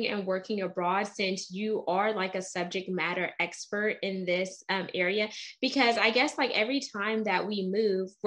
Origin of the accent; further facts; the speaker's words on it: United States; I'm first generation American. So my dad was South American and my mom is Caribbean. So, but I grew up in the States.